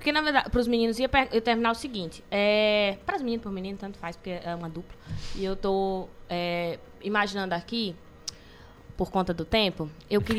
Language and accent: Portuguese; Belém, Pará, Brazil; born there; now in Ceará, Brazil; Eu nem sou cidadã de Belém do Pará, hoje eu sou cidadã cearense. Uhum. Por quê? Porque voto aqui, porque construo minha cidadania aqui, porque reconheço o Juazeiro, conheço a história do Cariri